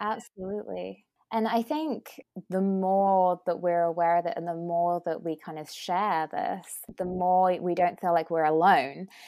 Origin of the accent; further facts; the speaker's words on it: United Kingdom; accent: British; moved away as an adult; now in California, United States; as you can tell from my accent, I'm I'm British. Um, and I came over to the US about three years ago and specifically moved to California